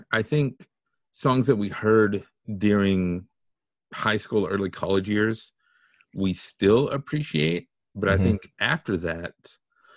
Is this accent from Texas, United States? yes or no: yes; Texas, United States; We grew up in Podunkville, Texas.